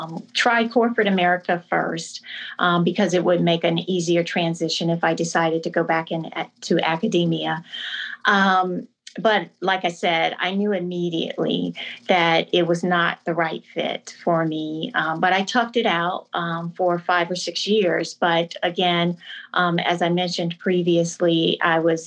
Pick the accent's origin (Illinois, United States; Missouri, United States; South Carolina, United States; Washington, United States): South Carolina, United States; Camden; also born or lived in Trenton, New Jersey / Spartanburg, South Carolina; I was born in Trenton, New Jersey, which is my dad's hometown. And I was raised in Camden, South Carolina, which is my mom's hometown